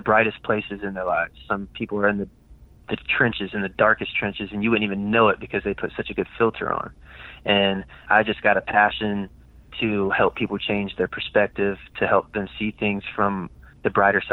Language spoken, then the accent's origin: English; Virginia, United States; I came back to Virginia